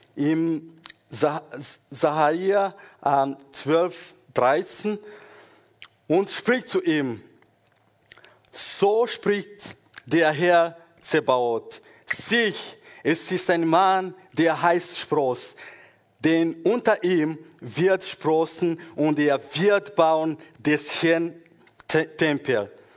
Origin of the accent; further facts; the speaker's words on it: Rwanda; moved away; also born or lived in Congo; ich bin in Kongo geboren und später, ich glaube, nach vier Jahren, als ich vier Jahre alt war, oder circa vier, wir sind nach Ruanda zurückgegangen und dort bin ich in der Schule gegangen und Gymnasium